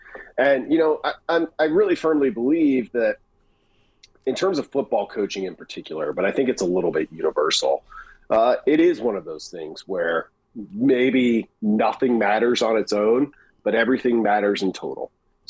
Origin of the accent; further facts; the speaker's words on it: Nebraska, United States; I grew up in Western Nebraska, of course.